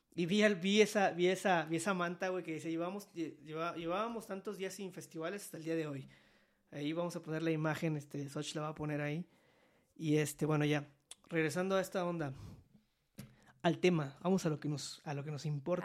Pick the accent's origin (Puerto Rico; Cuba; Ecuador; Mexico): Mexico; Veracruz; moved away; yo soy de Veracruz.